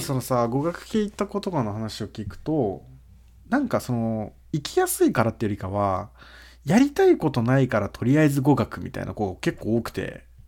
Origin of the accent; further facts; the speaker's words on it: Brazil; now in Japan; 俺たち日系ブラジル人